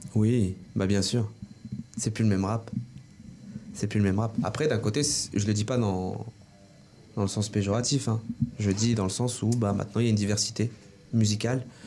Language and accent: French; Orléans, Centre-Val de Loire, France; je suis né en France. J'ai vécu euh, toute ma vie à la source. Euh, je suis orléanais